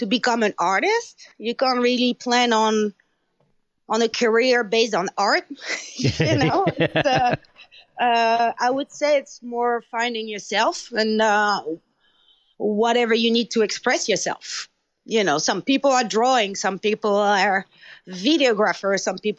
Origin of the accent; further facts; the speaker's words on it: France; English is a second language; moved away as an adult; my hometown that I knew, you know, very small hometown in France.